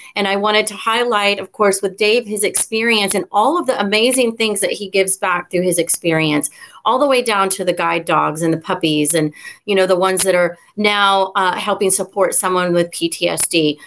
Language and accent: English; the South, United States; I'm from the South